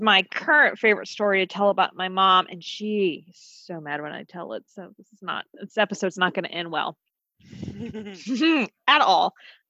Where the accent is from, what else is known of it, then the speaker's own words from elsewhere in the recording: Speedway, Indiana, United States; Abby and I growing up in Speedway, the IMS being our home track